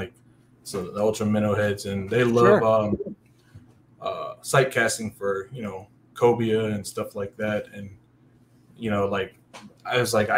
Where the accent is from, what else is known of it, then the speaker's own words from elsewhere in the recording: Virginia Beach, Virginia, United States; moved away as an adult; also born or lived in Norfolk, Virginia; now in Texas, United States; I grew up in Virginia Beach, in Virginia, okay, right on the Chesapeake Bay